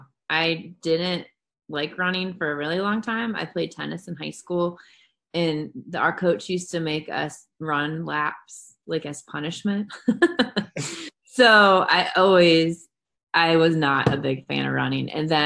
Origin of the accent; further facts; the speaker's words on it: Niles, Ohio, United States; I live in Niles, born and raised.